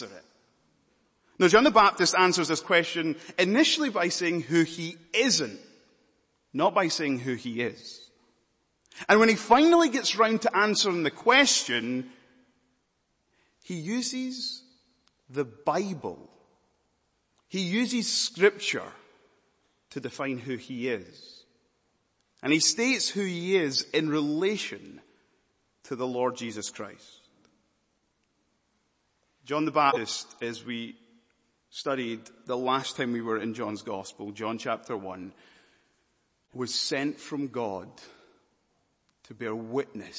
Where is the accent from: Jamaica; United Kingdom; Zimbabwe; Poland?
United Kingdom; Scotland; also born or lived in Malawi; now in London, United Kingdom; I was born in Malawi, but I'm from Scotland. And I'm now living in London